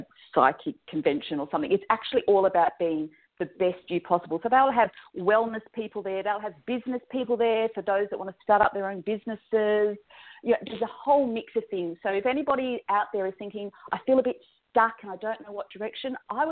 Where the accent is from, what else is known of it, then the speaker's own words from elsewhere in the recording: Sydney, New South Wales, Australia; also born or lived in Perth, Australia / Wagga Wagga, Australia; I am Australian from the land down under.